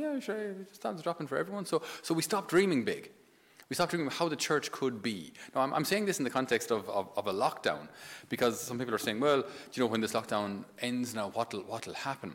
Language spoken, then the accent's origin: English; Ireland; also born or lived in Naples; us being Irish